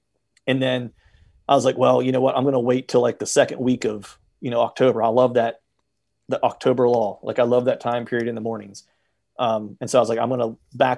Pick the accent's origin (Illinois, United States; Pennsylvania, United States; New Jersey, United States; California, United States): Pennsylvania, United States